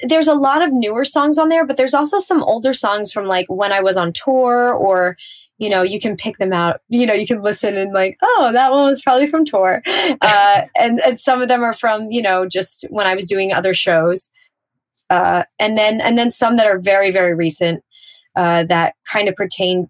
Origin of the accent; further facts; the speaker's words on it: Pennsylvania, United States; also born or lived in Trenton, New Jersey; even though I am from Pennsylvania and I really did grow up in Pennsylvania